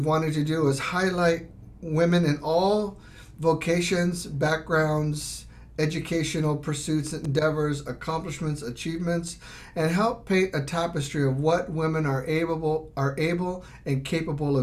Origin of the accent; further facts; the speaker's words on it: Texas, United States; I grew up in Texas, youngest of seven kids